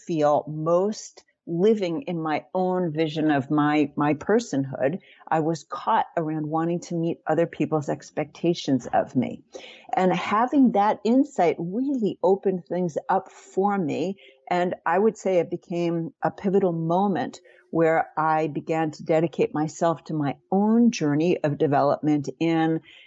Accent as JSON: {"language": "English", "region": "New York", "country": "United States", "tie": "born or raised there", "said": "I grew up in New York, Jewish"}